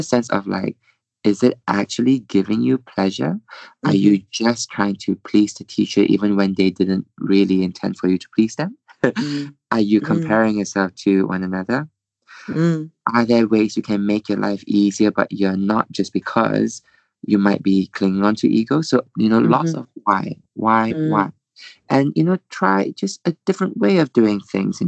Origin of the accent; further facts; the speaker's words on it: Malaysia; moved away; I'm from Malaysia, and you know they're all back home